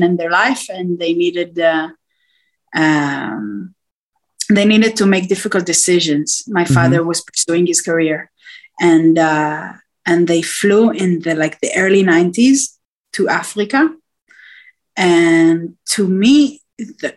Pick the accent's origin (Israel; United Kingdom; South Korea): Israel; also born or lived in Nigeria; I was from Israel, so all the accents and the cultures